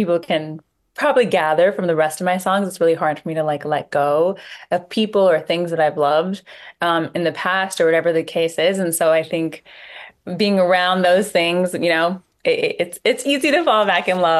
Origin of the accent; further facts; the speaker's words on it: Toronto, Ontario, Canada; I'm from Toronto, Canada